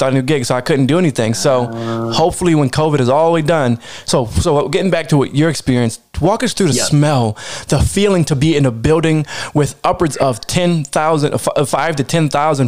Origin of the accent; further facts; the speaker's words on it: Maryland, United States; being from Maryland area where I'm from